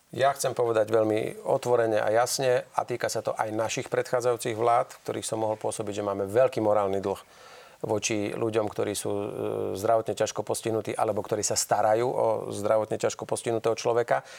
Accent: Banská Bystrica, Banská Bystrica Region, Slovakia; som z Banskej Bystrice

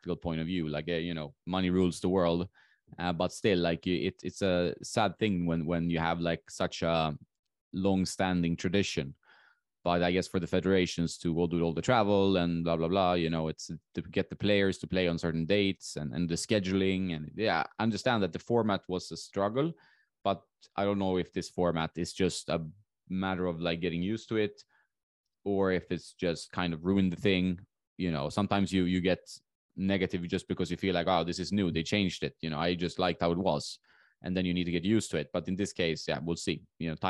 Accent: Sweden; moved away as an adult

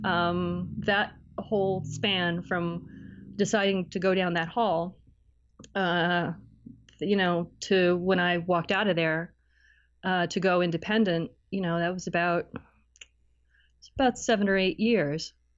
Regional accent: Cleveland, Ohio, United States; moved away as an adult; also born or lived in Barrie, Canada; now in Toronto, Canada; I'm originally from, uh, Cleveland in Northeast Ohio.

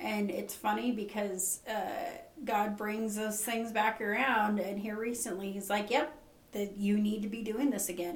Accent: Nevada, United States; also born or lived in California; now in Burns, United States; we moved to Nevada when I was 10. Uh, grew up on the TS Ranch

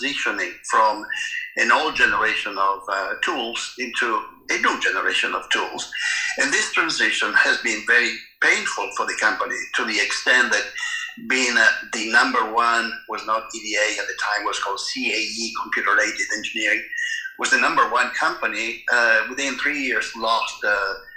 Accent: Italy; moved away as an adult; also born or lived in Germany / England / East Coast, United States / Oregon, United States; I was born in Italy, and I attended all my education in Italy

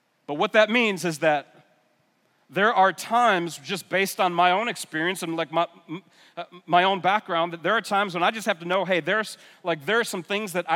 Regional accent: New York area, United States; moved away as an adult; also born or lived in North Carolina; I'm from the New York area

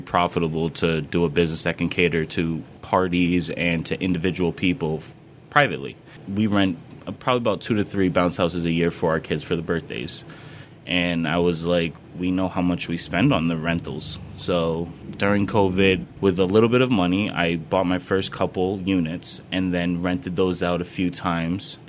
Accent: Putnam, United States; I grew up in Putnam, so a lot of people already know me

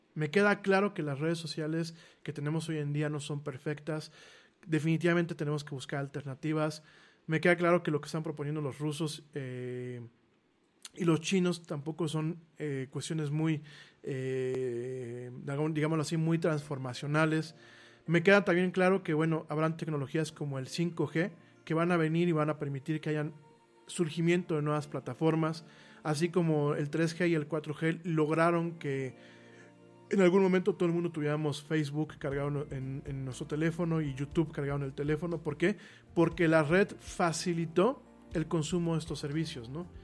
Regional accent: Mexico; a los mexicanos nos ha faltado un poco eso

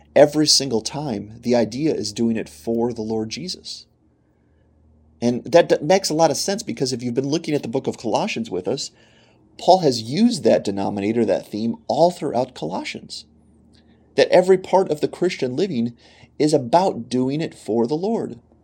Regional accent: Pennsylvania, United States; moved away as an adult; also born or lived in Michigan; I am from Pennsylvania. We now live in Pennsylvania again with our family

